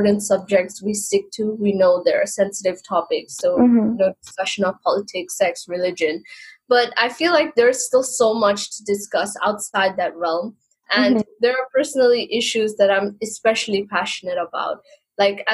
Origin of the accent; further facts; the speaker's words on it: Hong Kong; born and raised in Hong Kong, and I've lived here for almost 22 years now